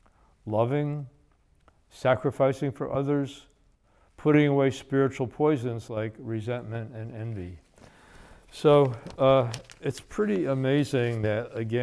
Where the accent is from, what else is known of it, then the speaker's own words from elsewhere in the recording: United States; when we were growing up in New York, New Jersey